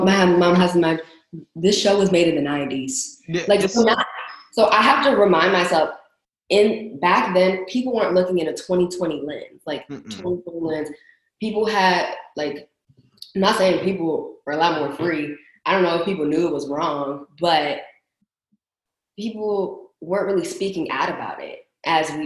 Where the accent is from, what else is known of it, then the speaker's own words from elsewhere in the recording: Waldorf, Maryland, United States; I'm from Waldorf